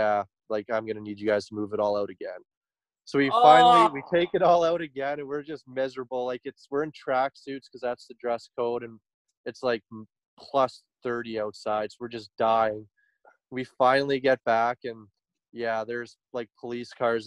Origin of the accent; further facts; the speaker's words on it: Grande Prairie, Alberta, Canada; we're from Grand Prairie